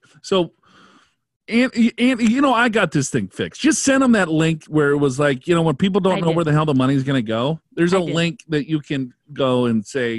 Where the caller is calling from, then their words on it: Chicago, Illinois, United States; I'm actually asking from Chicago.